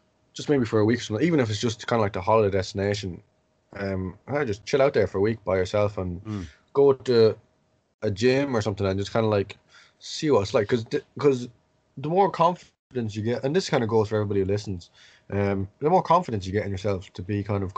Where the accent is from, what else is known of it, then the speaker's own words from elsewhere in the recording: Tullamore, County Offaly, Ireland; I'm from Tullamore